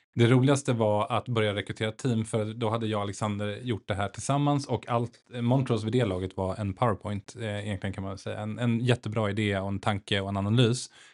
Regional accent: Stockholm, Stockholm County, Sweden; also born or lived in Nacka; född och uppvuxen i Stockholm, eh, bor i Nacka med tre barn

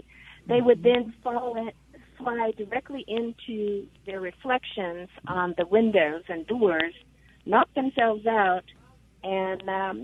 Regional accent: California, United States; moved away; I'm originally from California

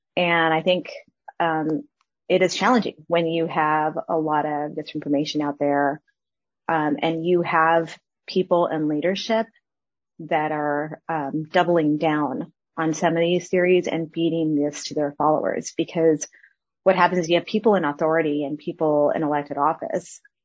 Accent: El Paso, Texas, United States; my hometown and where I grew up

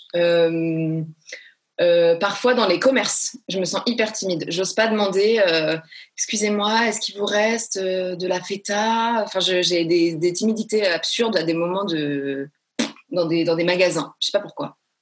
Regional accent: Marseille, Provence-Alpes-Côte d'Azur, France; also born or lived in Paris; Je suis une Marseillaise quand même, euh, bien, tu vois, bien trempée, et une Parisienne aussi quand même, donc j'ai vraiment les deux côtés

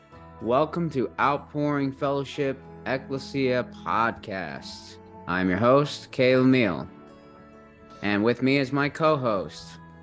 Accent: Australia; And Malcolm, we're from Down Under, Australia.

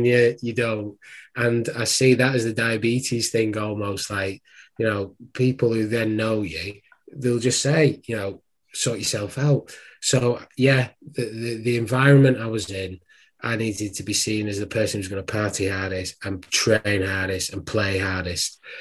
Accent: Wigan, North West England, United Kingdom; moved away; also born or lived in Worcester; I'm actually from Wigan.

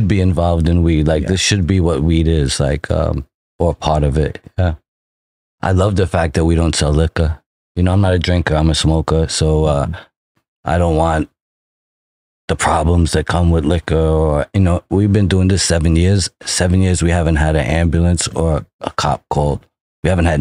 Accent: New York City, New York, United States; also born or lived in Manhattan; I grew up the first 20 years in Brooklyn and the second 30 years in Manhattan

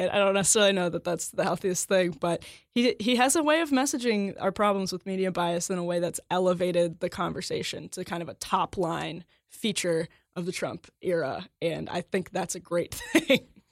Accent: Wisconsin, United States; my home state of Wisconsin

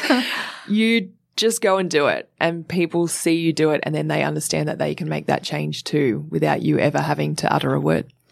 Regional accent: Sydney, New South Wales, Australia; I grew up in Sydney in Cronulla

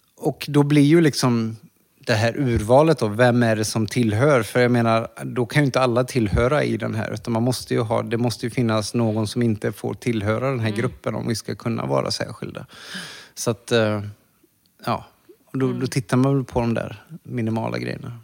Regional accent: Borås, Västra Götaland, Sweden; moved away as an adult; also born or lived in Thailand / New York; i Borås. Ja. Ja, där jag växte upp

